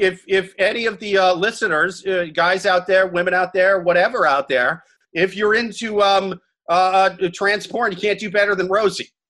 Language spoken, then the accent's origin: English; Midwest, United States; now in New York, United States; I'm from the Midwest. I live in New York now.